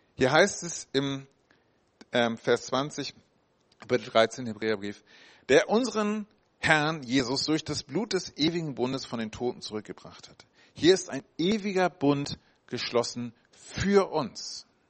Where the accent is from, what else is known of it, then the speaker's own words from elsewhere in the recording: Hamburg, Germany; da komme ich ursprünglich her aus Hamburg, ja mit acht Jahren.